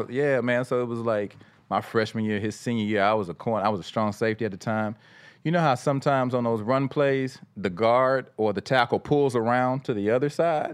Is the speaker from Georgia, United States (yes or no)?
yes; Atlanta, Georgia, United States; I was from Atlanta